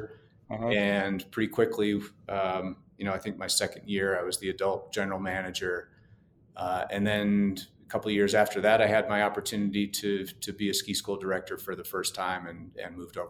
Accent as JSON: {"language": "English", "town": "Clifton Park", "region": "New York", "country": "United States", "tie": "born or raised there", "moved": "yes", "lives_now": "Sun Valley, United States", "said": "So I grew up in a town called Clifton Park, which is about 20 minutes north of Albany, New York. So a little bit south of the Adirondacks. And I did grow up in a skiing family"}